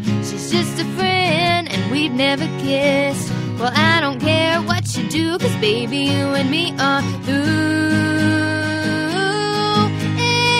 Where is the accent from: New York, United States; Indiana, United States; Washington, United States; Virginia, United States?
Virginia, United States; I shot it in my hometown in Virginia